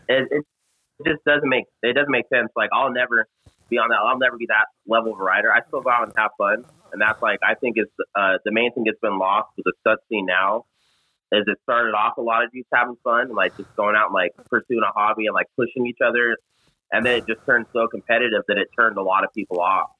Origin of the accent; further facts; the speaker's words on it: Las Vegas, Nevada, United States; I'm from Vegas